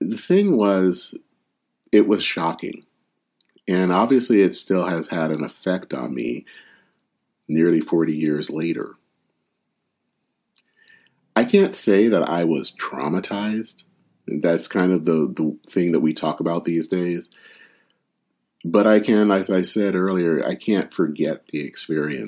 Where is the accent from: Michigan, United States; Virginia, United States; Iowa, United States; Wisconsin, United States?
Michigan, United States; Flint; now in Minneapolis, United States; outside of my hometown of Flint